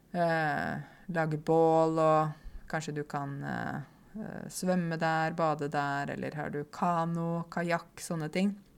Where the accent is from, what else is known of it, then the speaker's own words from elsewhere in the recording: Åmot, Buskerud, Norway; Jeg vokste jo opp i Åmot, ikke sant? Det vet dere. Uh, Åmot i Modum. I tidligere Buskerud, nå Viken